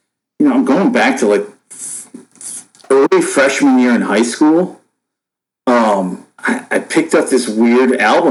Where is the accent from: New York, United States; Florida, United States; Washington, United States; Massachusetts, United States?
New York, United States; Buffalo; I was born and raised in Buffalo, New York